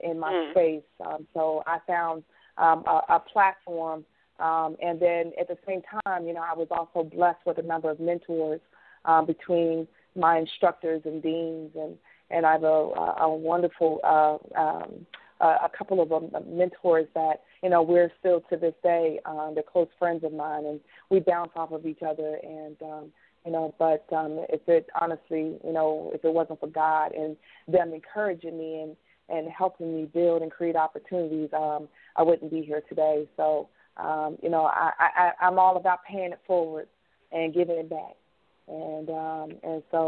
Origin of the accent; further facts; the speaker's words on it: Covington, Kentucky, United States; I was born and raised in Jacob Price Homes, which is a project in Covington, Kentucky